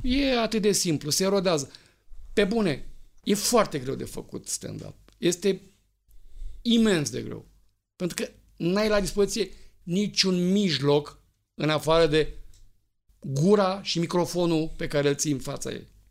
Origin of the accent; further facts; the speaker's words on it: Romania; suntem români